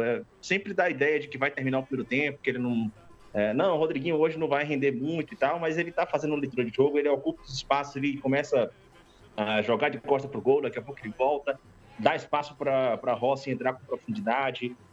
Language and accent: Portuguese; Northeast Region, Brazil; moved away; apesar de já estar alguns anos fora do, do, Nordeste